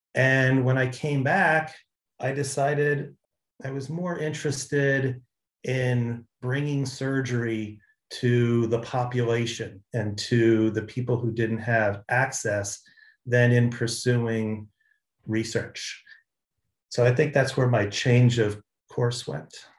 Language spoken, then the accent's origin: English; Jersey Shore, New Jersey, United States; moved away; I grew up in New Jersey on the Jersey Shore